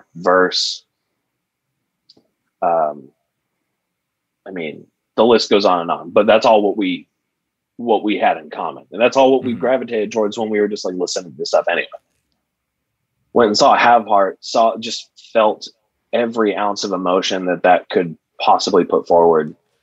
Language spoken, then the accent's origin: English; Santa Cruz, California, United States; now in Orange County, United States; I'm from the Bay Area and Santa Cruz.